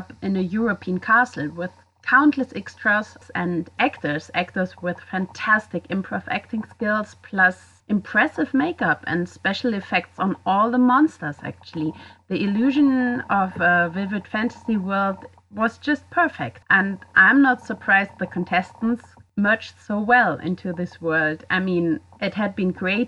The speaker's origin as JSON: {"language": "English", "country": "Germany", "said": "I'm from Germany"}